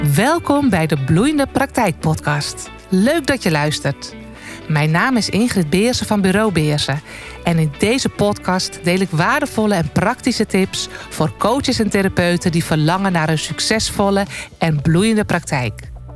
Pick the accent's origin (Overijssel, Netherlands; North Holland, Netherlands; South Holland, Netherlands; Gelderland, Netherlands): North Holland, Netherlands; als echte Noord-Hollander